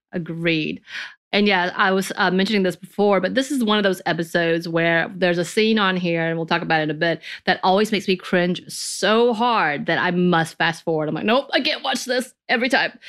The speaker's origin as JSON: {"language": "English", "region": "the South", "country": "United States", "tie": "born or raised there", "said": "growing up in the Southern culture, very religious culture"}